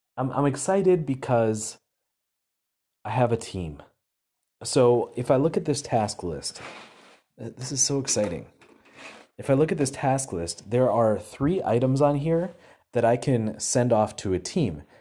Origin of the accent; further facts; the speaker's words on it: Wisconsin, United States; I'm from Wisconsin.